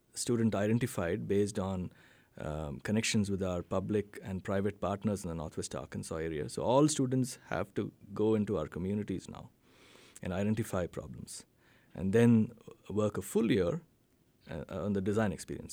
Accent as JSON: {"language": "English", "town": "Bangalore", "region": "Karnataka", "country": "India", "tie": "born or raised there", "moved": "as an adult", "lives_now": "Fayetteville, United States", "said": "B M S College of Engineering in Bangalore, India, which is in the southern part of India, which happens to be my, be my hometown as well"}